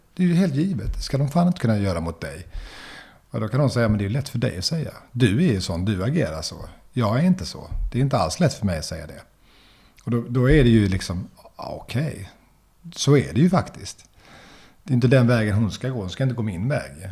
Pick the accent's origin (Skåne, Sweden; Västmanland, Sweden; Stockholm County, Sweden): Skåne, Sweden; Löddeköping; now in Lund, Sweden; där jag växte upp i Löddeköping eh, utanför Lund.